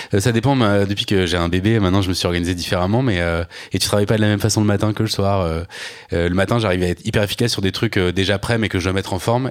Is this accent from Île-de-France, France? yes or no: no; Normandy, France; moi j'ai grandi donc en Normandie dans les années 80